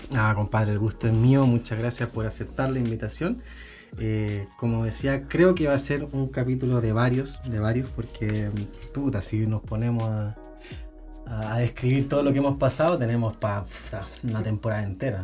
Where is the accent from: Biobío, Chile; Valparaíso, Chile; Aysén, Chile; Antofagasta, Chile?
Antofagasta, Chile; Tocopilla; somos de hincha de pequeño, po, weón, de niño, de Tocopilla